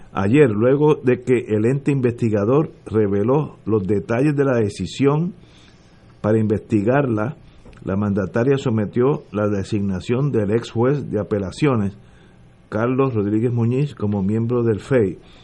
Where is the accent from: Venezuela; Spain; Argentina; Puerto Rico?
Puerto Rico; somos puertorriqueños todos